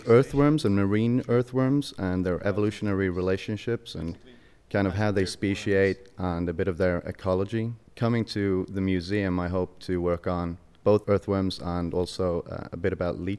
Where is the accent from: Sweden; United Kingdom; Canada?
Sweden; moved away as an adult; now in New York City, United States; I guess judging from my last name, you can tell that I'm not American. I was born and raised in Sweden.